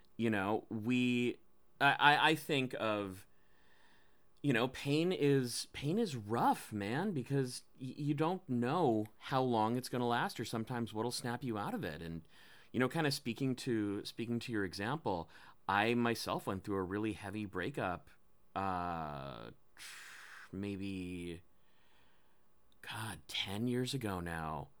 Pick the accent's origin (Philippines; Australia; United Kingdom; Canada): Philippines; I'm Filipino